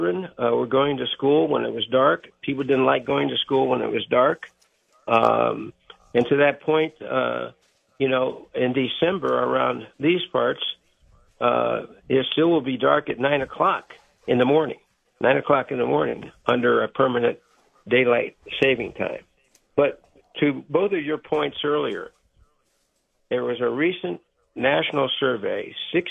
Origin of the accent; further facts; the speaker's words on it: Ohio, United States; as a young boy growing up in Ohio